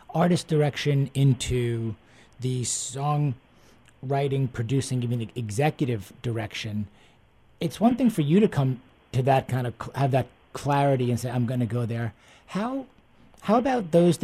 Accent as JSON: {"language": "English", "region": "East Coast", "country": "United States", "tie": "born or raised there", "moved": "yes", "lives_now": "Houston, United States", "said": "I grew up on the East Coast, and now down in Houston"}